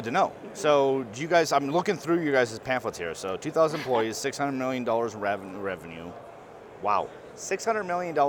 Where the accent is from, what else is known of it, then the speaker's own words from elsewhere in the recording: North Dakota, United States; now in Colorado, United States; But I'm a northern redneck, I call myself, mm-hmm. born and raised in North Dakota. People tell me it's Southern Canada